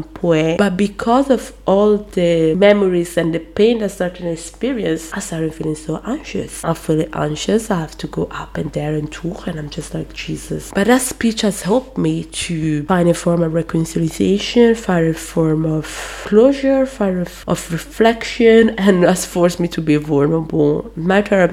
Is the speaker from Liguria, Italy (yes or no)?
no; Brescia, Lombardy, Italy; I was from Northern Italy